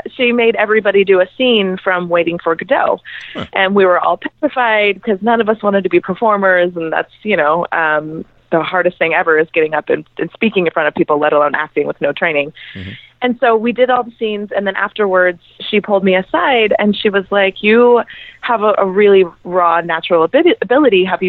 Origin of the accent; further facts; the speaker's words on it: Lake Arrowhead, California, United States; moved away; I'm from a super small town, and typically I'm from Lake Arrowhead, California, and usually most of the people that I went to high school